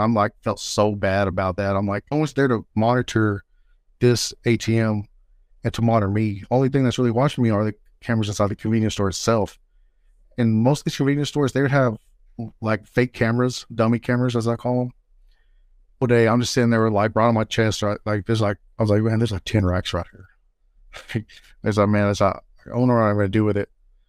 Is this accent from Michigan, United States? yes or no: no; Texas, United States; born there; Oh, I was born here in West Texas. I don't want to name the particular town.